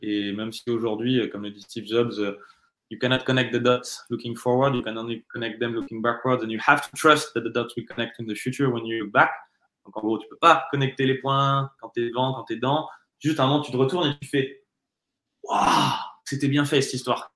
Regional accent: France; je suis français

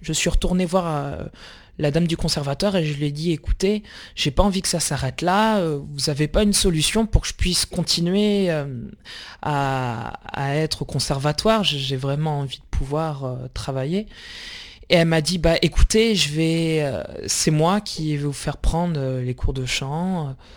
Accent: La Rochelle, Nouvelle-Aquitaine, France; also born or lived in Fortaleza, Brazil; j'ai été adopté à l'âge de 6 mois et je suis arrivé en France en 1992, à La Rochelle.

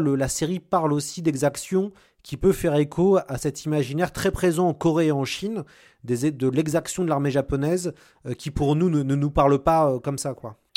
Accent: France; en tant que Français

